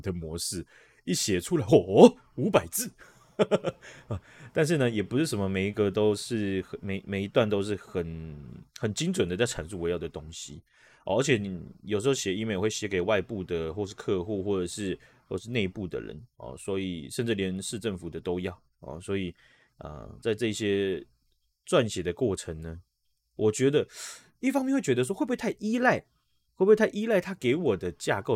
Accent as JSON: {"language": "Chinese", "country": "Taiwan", "said": "这在我们台湾人的经验"}